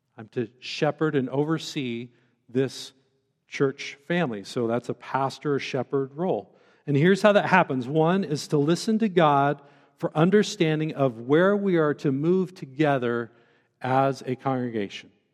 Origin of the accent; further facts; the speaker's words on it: Central Oregon, United States; also born or lived in Bend, Oregon; now in Western Colorado, United States; I grew up in a beautiful place as a, as a young man growing up in Central Oregon